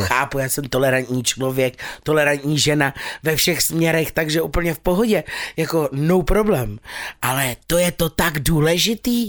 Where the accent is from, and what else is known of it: Czechia